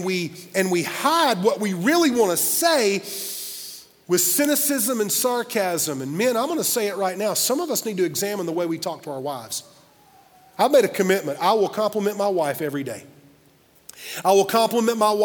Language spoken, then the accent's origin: English; Simpsonville, United States; a little church where I grew up in Simpsonville area